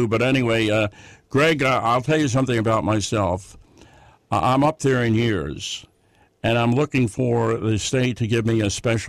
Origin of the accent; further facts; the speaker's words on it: New York City, New York, United States; moved away as an adult; also born or lived in Brevard, North Carolina; I'm a Yankee, you know, I'm from Brooklyn, and I was born in Brooklyn, I was raised in Brooklyn, I went to school in Brooklyn.